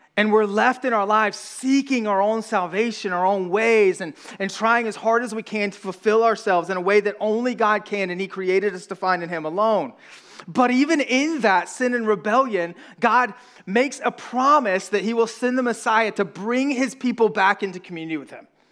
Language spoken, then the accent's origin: English; the South, United States; accent: southern; we're from the South